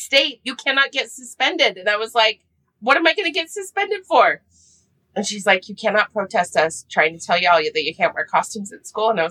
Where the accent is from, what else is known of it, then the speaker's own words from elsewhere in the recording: Park City, Utah, United States; also born or lived in Fairbanks, Alaska / San Francisco; I grew up in Park City, Utah, when Park City was actually a small town